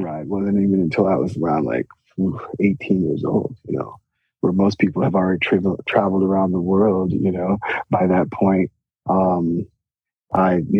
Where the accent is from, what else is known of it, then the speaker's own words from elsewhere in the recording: Chicago, Illinois, United States; I'm from Chicago, born and raised